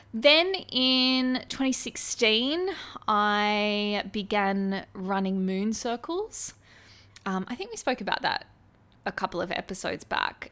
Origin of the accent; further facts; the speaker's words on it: Australia; as an Australian